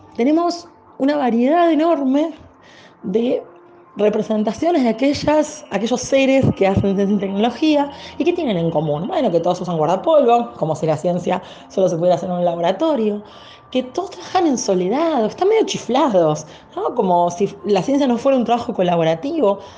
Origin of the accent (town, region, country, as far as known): Argentina